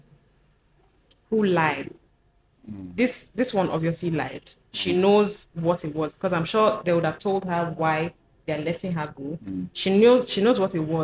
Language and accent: English; Sokoto, Nigeria; moved away; also born or lived in Abuja, Nigeria / Enugu, Nigeria; I grew up in Sokoto State